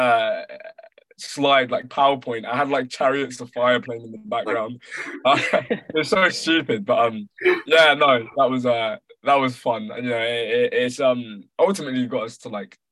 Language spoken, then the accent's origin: English; Ghana; I'm from Ghana, so my dad just came back from Ghana